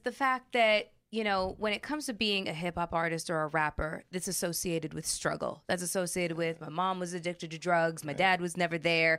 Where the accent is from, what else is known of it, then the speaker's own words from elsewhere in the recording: Chicago, Illinois, United States; Growing up in Chicago and as violent as this